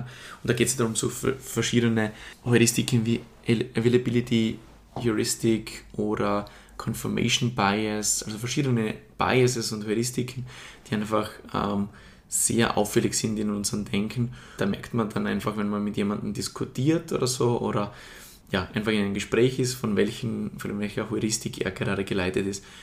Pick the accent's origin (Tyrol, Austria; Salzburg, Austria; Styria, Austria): Styria, Austria; Murtal; ich komme aus der Steiermark, genau genommen aus dem Murtal